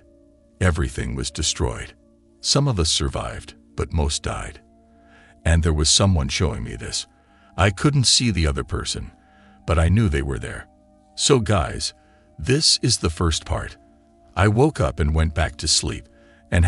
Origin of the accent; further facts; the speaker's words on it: Jamaica; I am a Jamaican